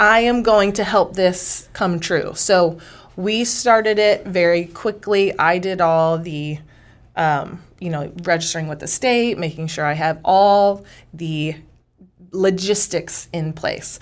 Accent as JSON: {"language": "English", "town": "Dexter", "region": "Missouri", "country": "United States", "also_born_or_lived": "Houston, Texas / Corpus Christi, Texas / Amarillo, Texas", "lives_now": "Washington, Missouri, United States", "said": "I'm from a small town in the Boot Heel, Missouri called Dexter, Missouri."}